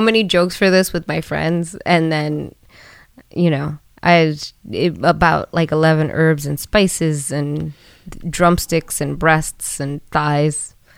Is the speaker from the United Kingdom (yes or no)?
no; New York City, New York, United States; we grew up on Sedgwick Avenue in the Bronx